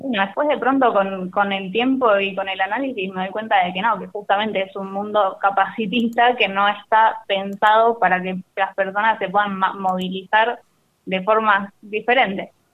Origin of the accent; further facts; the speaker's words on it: La Plata, Buenos Aires Province, Argentina; moved away as an adult; Yo soy de La Plata